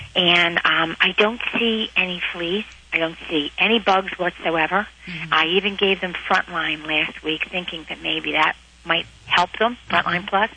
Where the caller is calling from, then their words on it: Reading, Pennsylvania, United States; I'm calling from Reading, Pennsylvania.